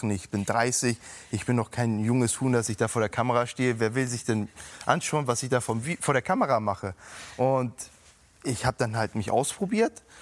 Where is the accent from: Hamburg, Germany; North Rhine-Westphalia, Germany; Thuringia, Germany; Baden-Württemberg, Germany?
Hamburg, Germany; sage ich, ich bin immer ein waschechter Hamburger.